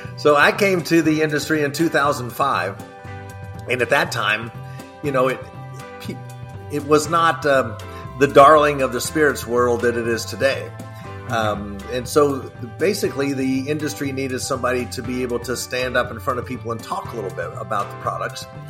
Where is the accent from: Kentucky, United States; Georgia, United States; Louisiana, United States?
Kentucky, United States; I was born and raised here in Kentucky